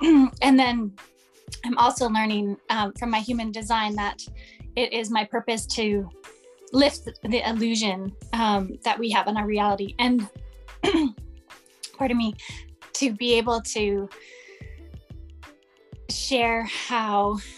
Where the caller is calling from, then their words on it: Vancouver Island, British Columbia, Canada; And I'm joining you from Vancouver Island in Canada, way on the West Coast.